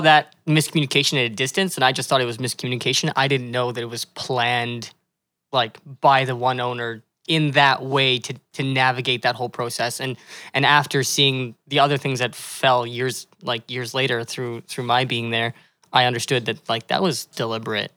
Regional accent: Calgary, Alberta, Canada; moved away as an adult; now in Kelowna, Canada; I was born and raised in Calgary

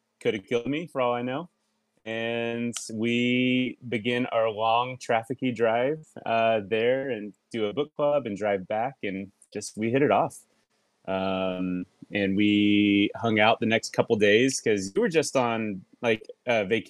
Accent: Lilburn, Georgia, United States; moved away as an adult; also born or lived in Atlanta, Georgia / Pasadena, California; now in North Hollywood, United States; I am originally from the South. I'm from Atlanta, Georgia. I was born and raised there. Just outside in a small town called Lilburn. And then I lived in Atlanta for 10 years

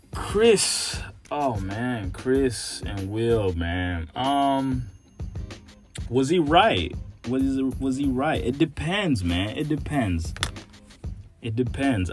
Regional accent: Nairobi, Kenya; also born or lived in Dallas, Texas / San Marcos, Texas; now in Texas, United States; born and raised in Nairobi, Kenya, but my family lives in Dallas, Texas, and I currently go to school at Texas State University

